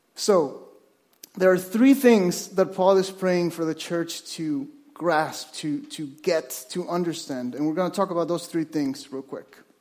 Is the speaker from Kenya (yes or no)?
no; Mexico; moved away as an adult; now in Vancouver, Canada; I was born in Mexico, and I moved to Vancouver with my wife